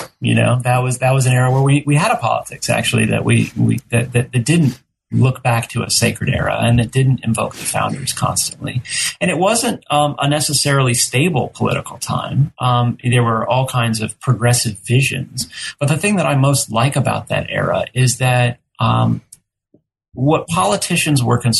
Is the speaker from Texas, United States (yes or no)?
yes; Texas, United States; now in Georgia, United States; You know, I'm from Texas, which is the second largest, most populous state in the nation.